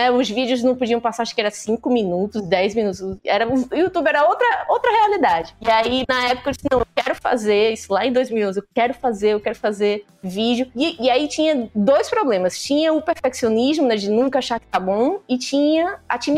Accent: Northeast Region, Brazil; accent: nordestina; um dos primeiros comentários que saiu nesse vídeo foi criticando a minha voz e o meu sotaque de nordestina.

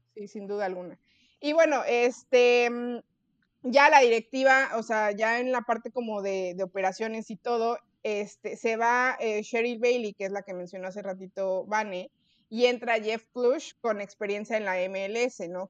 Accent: Mexico; como buenos mexicanos que somos

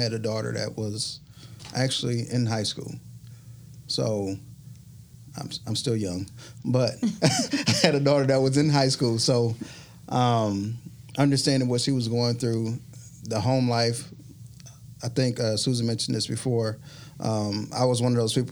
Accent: Detroit, Michigan, United States; moved away as an adult; now in Mobile, United States; I am from Michigan. I'm from Michigan. From Detroit, Michigan.

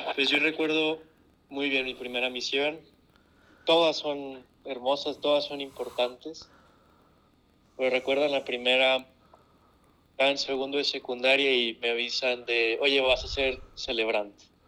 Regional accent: Monclova, Coahuila, Mexico; soy de Monclova, Coahuila

